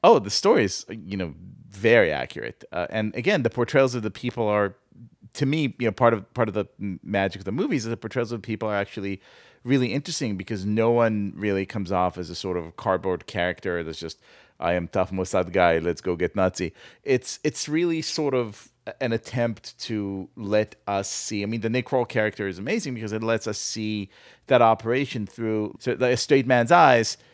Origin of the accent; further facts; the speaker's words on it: Tel Aviv, Tel Aviv District, Israel; moved away; growing up in Tel Aviv